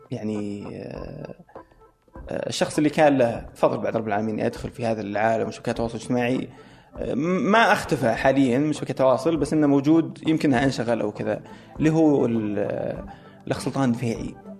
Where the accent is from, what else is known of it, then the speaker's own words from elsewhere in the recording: Saudi Arabia; انا سعودي